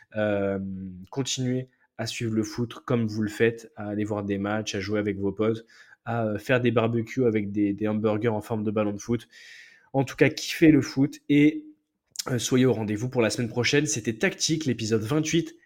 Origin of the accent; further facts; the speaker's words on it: France; en tant que Français